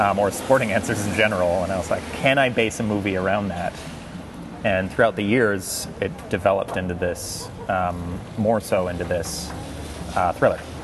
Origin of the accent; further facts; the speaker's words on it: Castlegar, British Columbia, Canada; moved away; a very small town called Castlegar, British Columbia. Mm -hmm. That is my hometown.